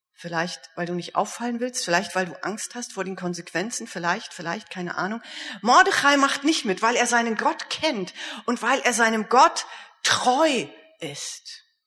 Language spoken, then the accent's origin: German; Germany; ich komme ja nur aus Deutschland